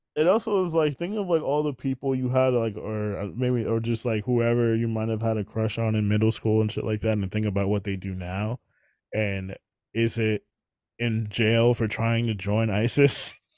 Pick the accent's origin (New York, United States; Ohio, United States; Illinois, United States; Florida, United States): New York, United States; I'm from New York